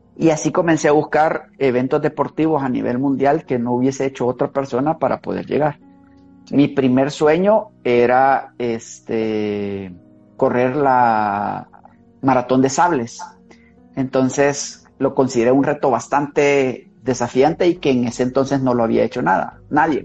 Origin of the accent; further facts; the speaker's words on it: Santa Ana, El Salvador; now in San Salvador, El Salvador; Santa Ana, mi tierra natal